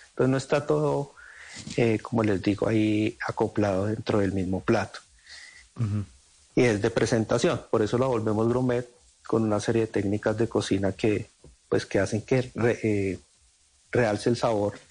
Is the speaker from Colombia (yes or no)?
yes; Sogamoso, Boyacá, Colombia; de mi tierra.